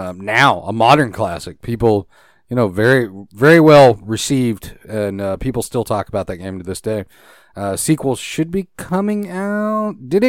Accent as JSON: {"language": "English", "country": "Canada", "said": "No, I'm Canadian."}